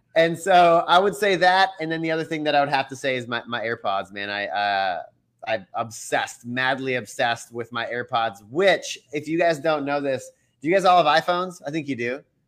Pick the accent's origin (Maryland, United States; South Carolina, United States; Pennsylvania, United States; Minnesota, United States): Minnesota, United States; now in Dallas-Fort Worth, United States; I'm from Minnesota